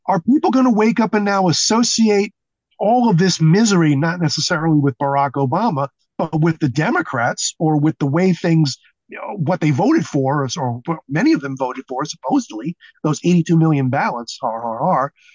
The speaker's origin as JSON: {"language": "English", "town": "New York City", "region": "New York", "country": "United States", "tie": "born or raised there", "moved": "yes", "said": "a Jew from Brooklyn"}